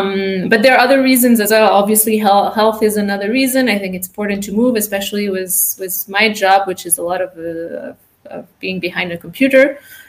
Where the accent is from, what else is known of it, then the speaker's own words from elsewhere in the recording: France; also born or lived in United States / Latin America; now in Switzerland; I'm French-American, born in the States. I grew up in Latin America and then France. And then I did my master's in Switzerland.